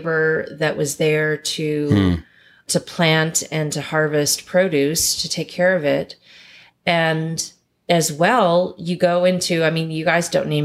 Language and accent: English; Kentucky, United States; I grew up in Kentucky.